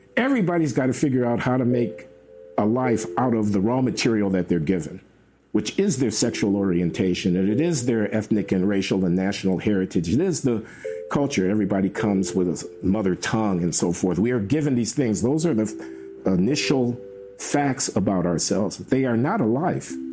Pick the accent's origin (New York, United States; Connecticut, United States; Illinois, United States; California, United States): Illinois, United States; Chicago; moved away as an adult; also born or lived in Ann Arbor, Michigan; I'm from Chicago, from the South Side, from a working class black family